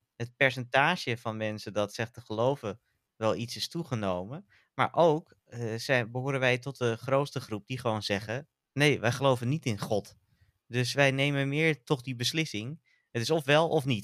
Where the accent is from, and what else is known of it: North Holland, Netherlands; born or raised there